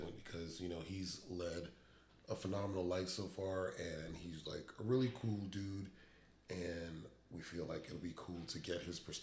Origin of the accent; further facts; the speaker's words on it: New York, United States; now in Dallas-Fort Worth, United States; we're both from New York